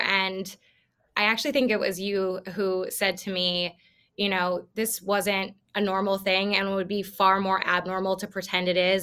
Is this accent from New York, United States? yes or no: no; Iowa, United States; I'm from Iowa